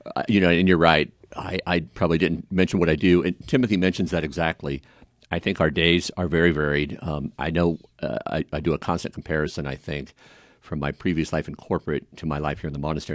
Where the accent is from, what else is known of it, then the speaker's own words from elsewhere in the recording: Kansas City, United States; also born or lived in Concordia, Kansas; I was born in Concordia, Kansas. and grew up the most, um, uh, the majority of my life in Kansas City